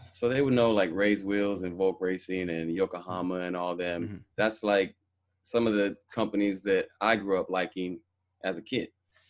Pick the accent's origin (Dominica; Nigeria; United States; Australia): United States; Los Angeles, California; I grew up in Sylmar.